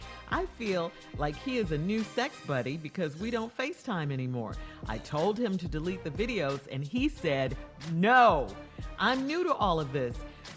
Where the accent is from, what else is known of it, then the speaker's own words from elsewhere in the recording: Chicago, Illinois, United States; I'm from Chicago, okay?